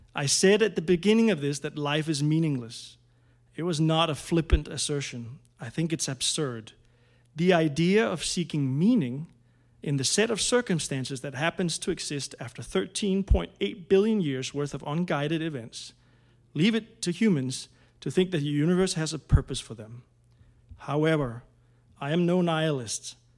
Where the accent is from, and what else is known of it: Denmark; moved away